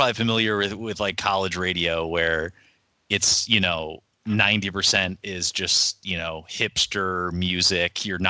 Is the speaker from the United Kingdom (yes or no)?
no; Milwaukee, Wisconsin, United States; I grew up in the Milwaukee area.